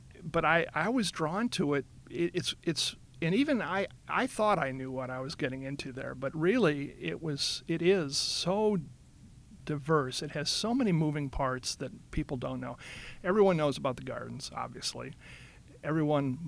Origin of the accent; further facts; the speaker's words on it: Chicago, Illinois, United States; moved away as an adult; also born or lived in Wisconsin / Connecticut; now in Memphis, United States; I'm from Chicago originally, and I actually worked for a division of IP up there and got transferred to the mothership here in Memphis